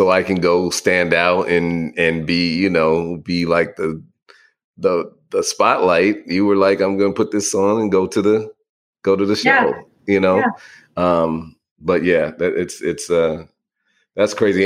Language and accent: English; Bay Area, California, United States; now in Atlanta, United States; I grew up in the Bay Area